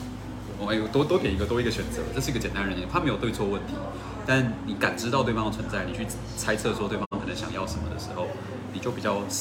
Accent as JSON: {"language": "Chinese", "region": "Taoyuan", "country": "Taiwan", "said": "像我是桃园人啊，"}